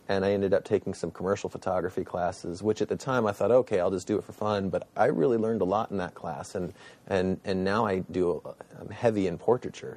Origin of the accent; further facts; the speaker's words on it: Athens, Ohio, United States; I grew up here in Athens, which is where Ohio University is